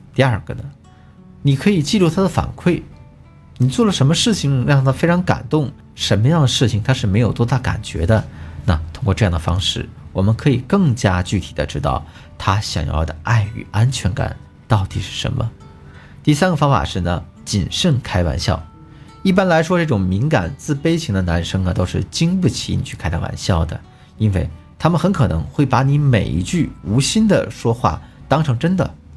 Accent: China; 但我们中国人呢，比较矜持

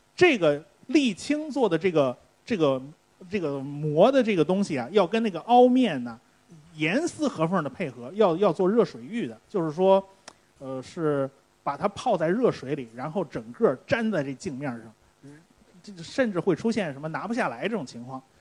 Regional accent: China; 我们中国人做肉都是放酒的

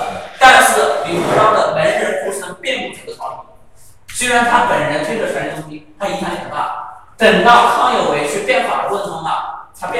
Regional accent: Guangdong, China; 然后就出现了我们广东人。

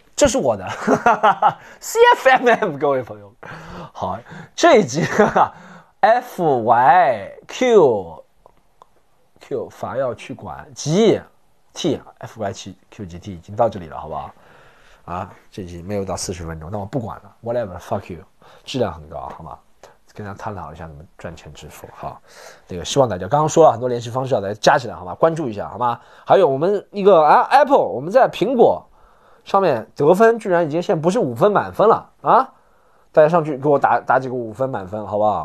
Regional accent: China; 我们 中国人

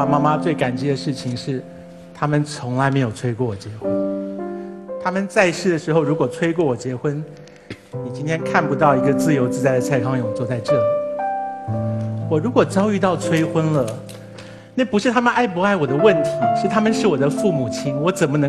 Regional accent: China; 因为我们中国人很容易被这件事情绑架，就无法再进行任何多元观点的讨论。

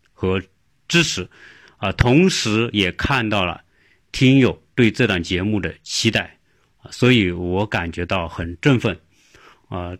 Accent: China; now in United States; 不像我们中国人喜欢往国外跑

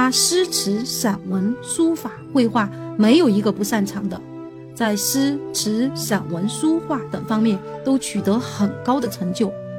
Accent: Chengdu, Sichuan, China; 我作为一个成都人是感到非常骄傲的。

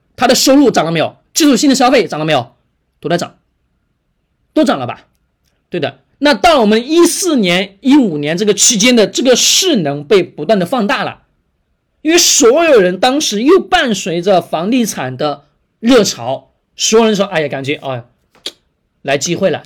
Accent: China; 我们中国人本身刻在骨子里面的本能

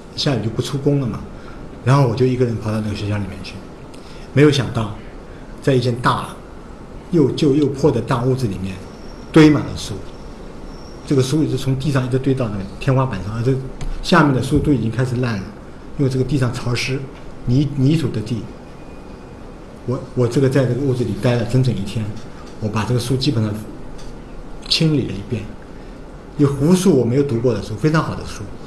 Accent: Shanghai, China; also born or lived in Chongming; 把我的户口从上海迁到了崇明

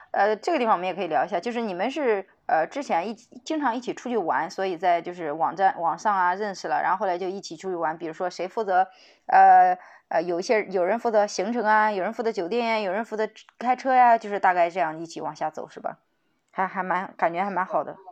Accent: China; 当时作为一个中国人

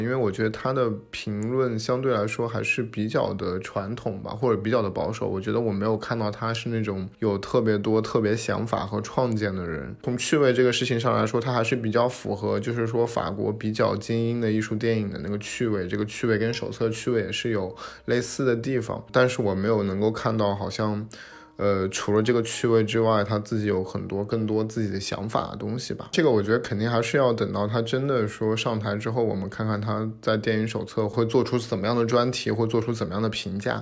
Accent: China; 我们作为中国人

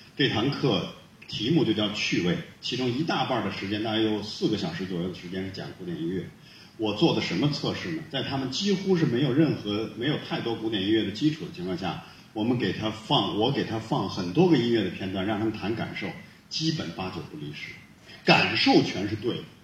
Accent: Hulunbuir, Inner Mongolia, China; moved away; 我的老家呼伦贝尔

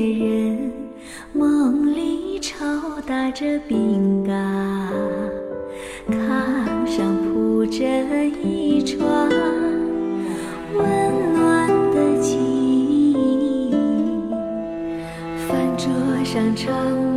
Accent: Northeast China, China; 我在东北长大。

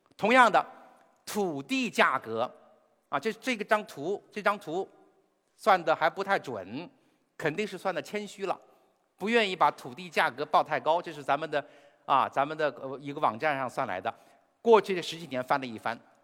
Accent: China; 我们中国人可以骄傲地说

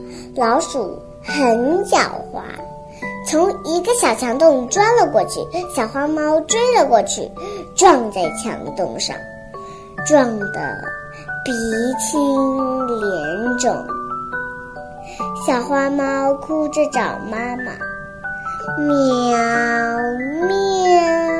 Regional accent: Hong Kong; ，今年四岁，我来自于香港。

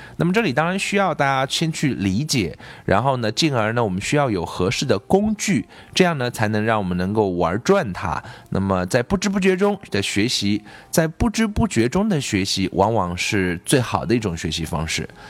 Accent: China; 我们中国人学的是另外一套体系，是用音标

